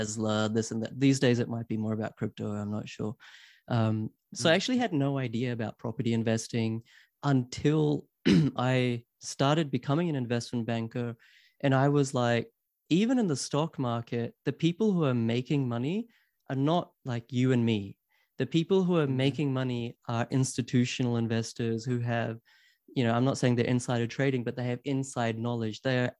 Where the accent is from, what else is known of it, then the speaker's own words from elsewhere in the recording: New Zealand; also born or lived in Queensland, Australia / Sydney, Australia / London, United Kingdom; I grew up in New Zealand. I went to university at UQ in Queensland.